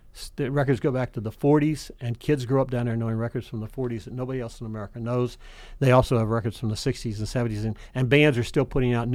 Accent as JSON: {"language": "English", "town": "Daphne", "region": "Alabama", "country": "United States", "tie": "born or raised there", "moved": "yes", "said": "Growing up in Lower Alabama in the middle of nowhere during a very different time of segregation in Alabama"}